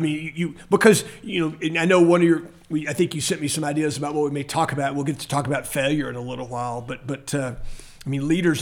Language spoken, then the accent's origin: English; Temple, Texas, United States; now in Lubbock, United States; I grew up in Temple where he lives and he was my Sunday school teacher in high school